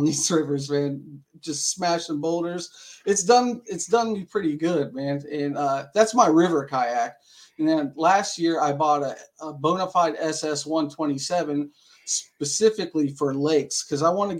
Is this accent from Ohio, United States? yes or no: yes; Dayton, Ohio, United States; I'm from Dayton, Ohio, born and raised